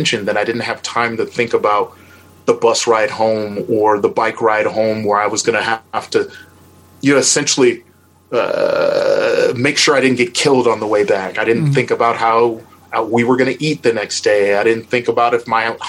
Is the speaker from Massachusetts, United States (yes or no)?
no; Milwaukee, Wisconsin, United States; I'm from Milwaukee, Wisconsin, which is the most segregated city in America